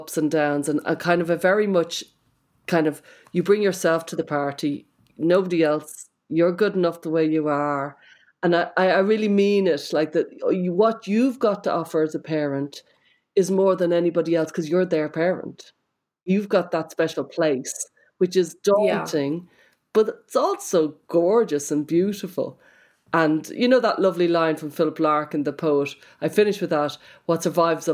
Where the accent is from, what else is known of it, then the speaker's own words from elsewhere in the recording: Ireland; accent: Irish; my Irish accent